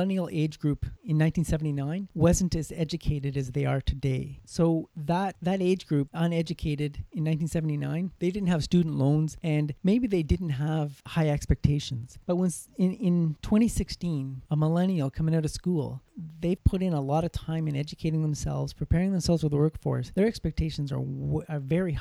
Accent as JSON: {"language": "English", "country": "Canada", "said": "here in my home country"}